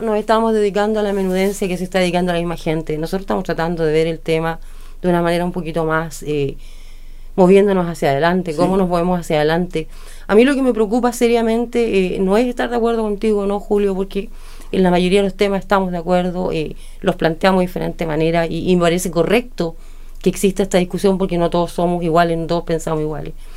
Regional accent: Chile

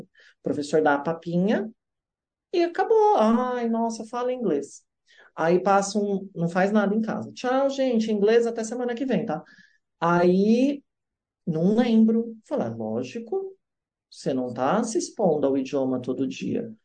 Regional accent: Brazil; moved away; sou do Brasil lá

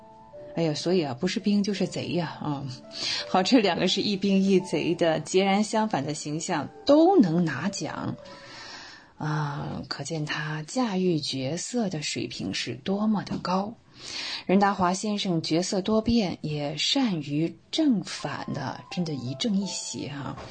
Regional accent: China; 我希望年轻的一辈永远要记住，而且是很有必要的记住，我们是中国人。

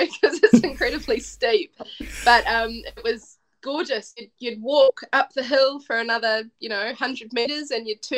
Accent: Wellington, New Zealand; also born or lived in Dunedin; I'm from Wellington, we have a harbour here

